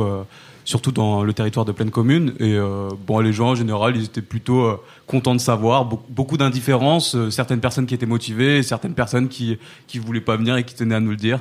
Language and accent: French; Saint-Denis, Île-de-France, France; j'ai grandi à Saint-Denis